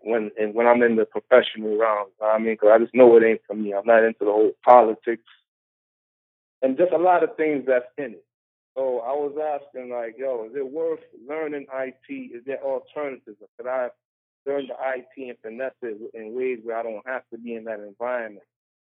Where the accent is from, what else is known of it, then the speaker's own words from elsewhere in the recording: New York, United States; now in Las Vegas, United States; I'm from New York.